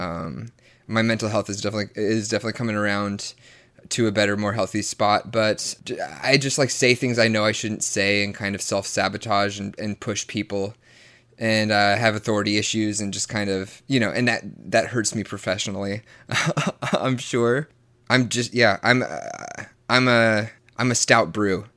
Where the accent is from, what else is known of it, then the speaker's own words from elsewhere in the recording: the Bible Belt, Southern United States, United States; I was raised in the Bible Belt, extremely Southern Baptist